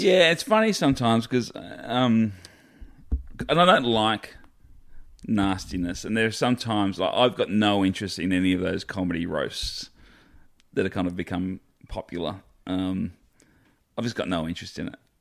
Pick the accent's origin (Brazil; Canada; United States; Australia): Australia; being Australian.